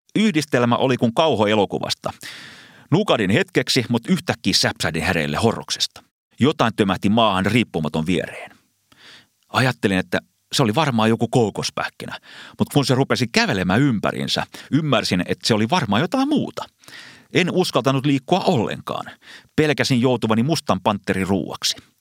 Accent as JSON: {"language": "Finnish", "country": "Finland", "said": "Vastasin, että Suomesta"}